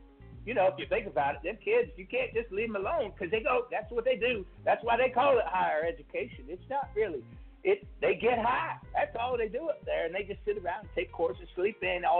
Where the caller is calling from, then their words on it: Mississippi, United States; I'm calling from Mississippi.